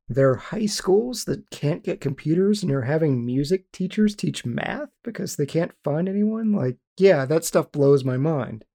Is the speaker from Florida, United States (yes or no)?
no; West Virginia, United States; we grew up in West Virginia.